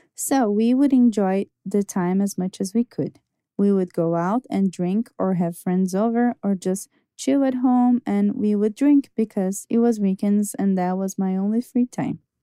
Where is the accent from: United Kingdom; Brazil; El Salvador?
Brazil; I'm from Brazil